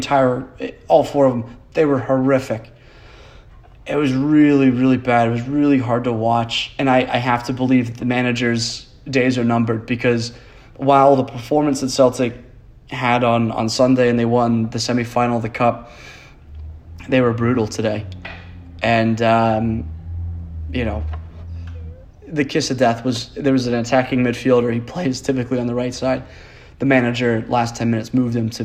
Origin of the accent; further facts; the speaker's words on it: United States; as an American